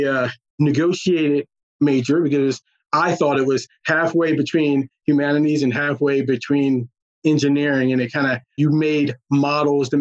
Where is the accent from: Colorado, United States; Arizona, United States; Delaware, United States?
Delaware, United States; New Castle; also born or lived in Chester, Pennsylvania; I was born in Chester, Pennsylvania, but kind of raised in Newcastle, Delaware